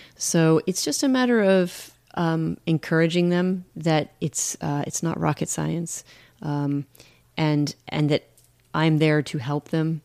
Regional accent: United States; moved away; I'm mostly American, I'm I'm just a little bit British. I was, you know, naturalized

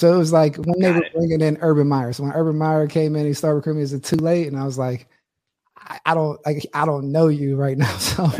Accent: Pittsburgh, Pennsylvania, United States; coming up in Pittsburgh

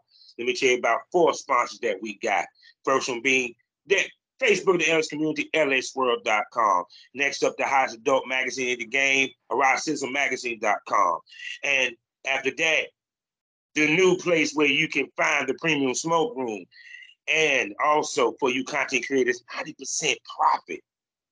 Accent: Durham, North Carolina, United States; born or raised there

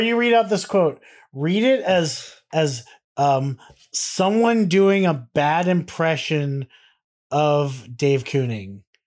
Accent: United States; being Americans

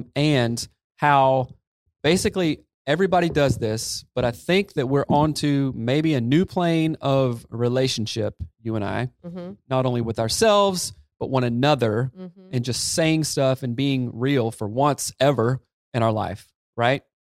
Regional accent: the South, United States; anybody I grew up in the South

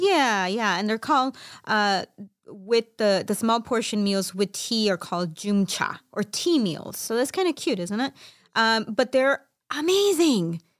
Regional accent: Chicago, Illinois, United States; I'm Mexican Salvadoran from Chicago

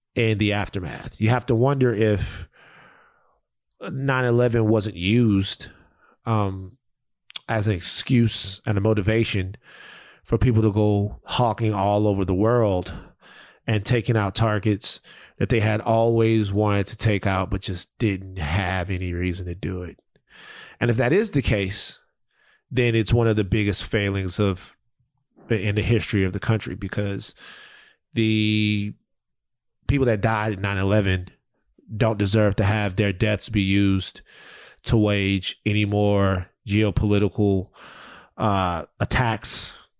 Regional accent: Baton Rouge, Louisiana, United States; growing up in South Baton Rouge

